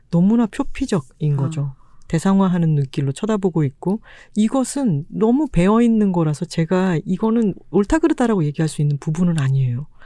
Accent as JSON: {"language": "Korean", "region": "Busan", "country": "South Korea", "tie": "born or raised there", "moved": "yes", "lives_now": "Seoul, South Korea", "said": "출신이잖아요. 네. 바다 앞에 살던 사람이 서울에 왔더니"}